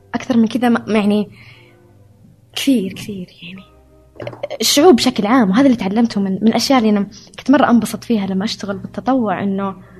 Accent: Saudi Arabia; moved away as an adult; also born or lived in Hungary; أعرف نفسي كسعودية

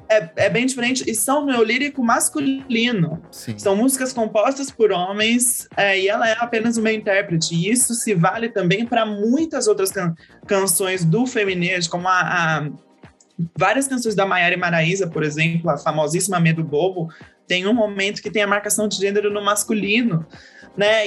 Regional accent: Serra Negra, São Paulo, Brazil; also born or lived in Valinhos; Eu cresci a minha vida inteira no interior, dos 9 aos 17 morei no sítio

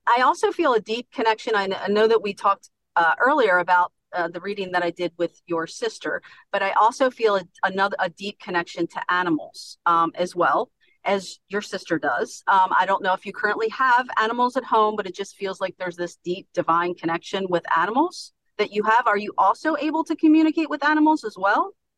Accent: Baltimore, Maryland, United States; now in Long Neck, United States; I'm originally from Baltimore, Maryland, uh-huh. and I moved to Long, Long Neck, Delaware

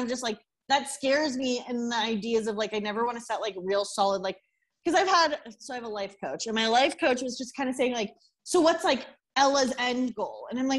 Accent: Los Angeles, California, United States; moved away as an adult; also born or lived in Louisiana; now in Mexico City, Mexico; I went to school at LSU, so I was in right. Louisiana, and I'm from Los Angeles

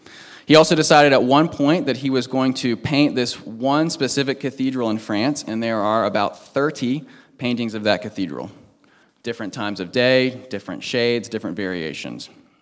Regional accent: Washington, D.C. area, United States; I grew up on the East Coast, right outside Washington, D.C.

